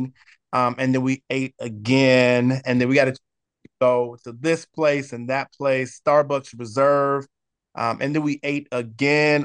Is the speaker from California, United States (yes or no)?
yes; San Diego, California, United States; also born or lived in Oceanside, California; I grew up in the most amazing city in the entire world, and I'm not biased just because I live here, but in sunny San Diego, California